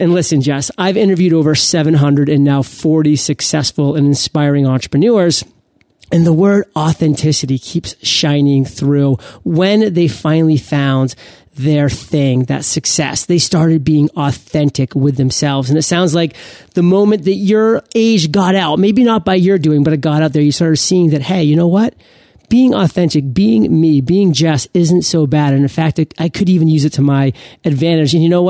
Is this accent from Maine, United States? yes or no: yes; Maine, United States; I was about to go on stage in front of 400 people in my home state in Maine. And that freaked me out. I was almost representing Maine in that conference because I was the only native Maine speaker.